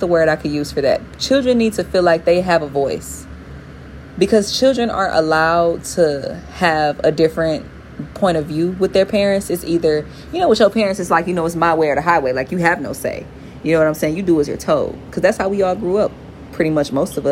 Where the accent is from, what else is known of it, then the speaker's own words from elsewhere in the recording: Detroit, Michigan, United States; I'm from Detroit, Michigan, the east side to be exact